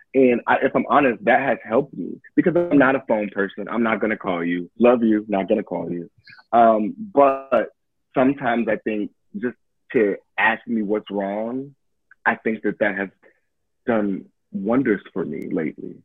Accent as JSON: {"language": "English", "town": "Detroit", "region": "Michigan", "country": "United States", "tie": "born or raised there", "moved": "yes", "said": "I'm from Detroit. My family's from Detroit"}